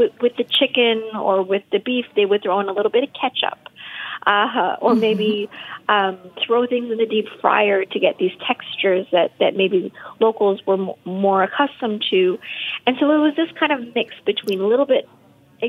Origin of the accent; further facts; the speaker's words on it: Vancouver, British Columbia, Canada; now in Toronto, Canada; I grew up in Vancouver